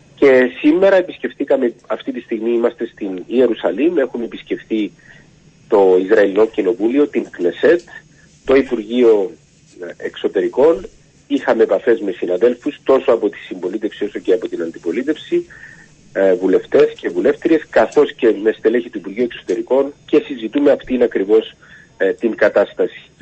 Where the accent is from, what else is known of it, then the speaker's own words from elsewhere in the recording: Cyprus; έρχομαι από την Κύπρο